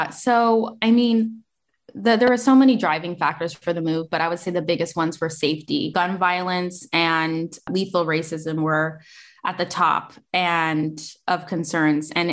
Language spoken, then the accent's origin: English; United States; Like I wasn't raised in the United States, even though I am an American.